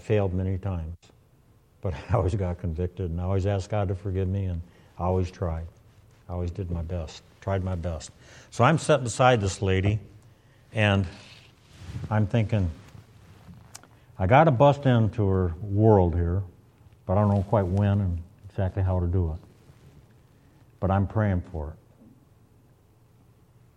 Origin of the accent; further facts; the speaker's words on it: Michigan, United States; I'm from Michigan